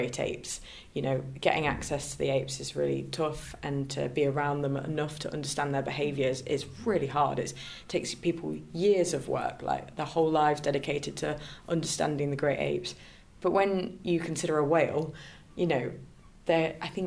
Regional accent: Leicester, East Midlands, United Kingdom; I'm from Leicester

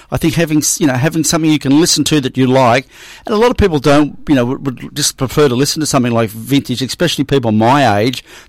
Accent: Penrith, New South Wales, Australia; I was born in Penrith Hospital. So, and grew up at Ludnam

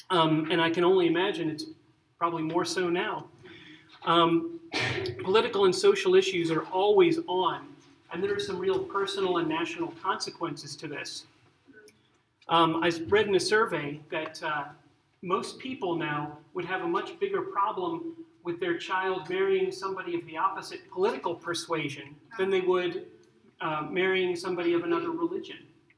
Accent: Arlington, United States; also born or lived in Central America / South America; I grew up in Central and South America sometimes, and sometimes up in Arlington. And so I learned to speak Spanish, and I'm sort of like, I'm American, but I also am used to living overseas

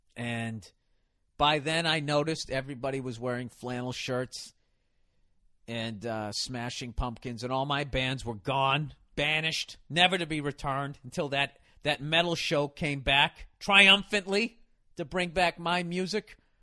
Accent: the North, United States; I'm from the north

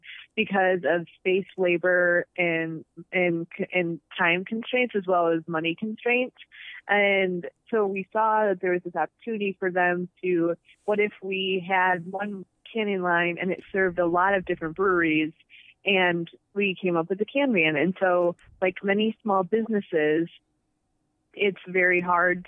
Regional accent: Rock Falls, Illinois, United States; moved away as an adult; also born or lived in Indianapolis / Chicago / San Francisco; I grew up in Rock Falls, Illinois

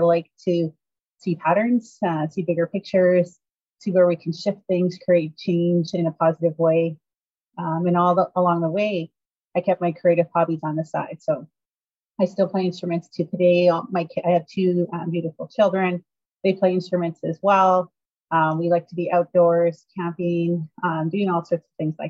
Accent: Northern Alberta, Canada; I grew up in Northern Alberta

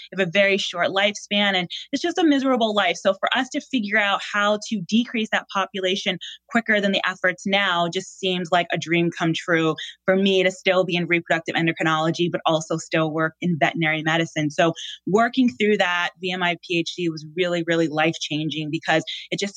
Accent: Boston, Massachusetts, United States; born and raised in Boston

